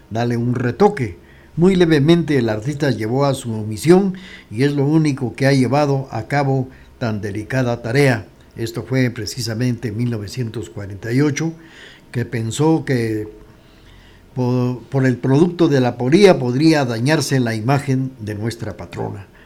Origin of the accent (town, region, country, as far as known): Quetzaltenango, Guatemala